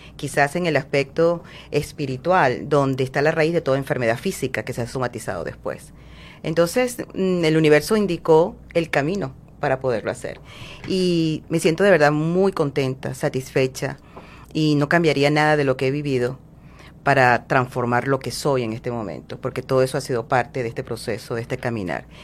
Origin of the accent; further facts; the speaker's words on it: Venezuela; moved away as an adult; now in Miami, United States; soy venezolana. Eh, tengo aproximadamente nueve años viviendo en Miami.